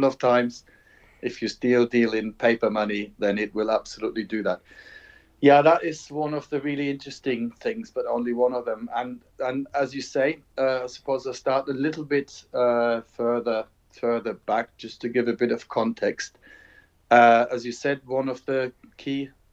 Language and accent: English; Germany; moved away as an adult; now in England, United Kingdom; I'm from Germany, but I've been teaching in England since 1989